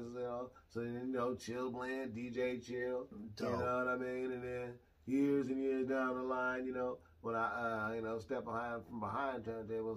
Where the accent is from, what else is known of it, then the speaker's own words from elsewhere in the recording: Portland, Oregon, United States; Born and raised, 503, man, Portland, Oregon, Northeast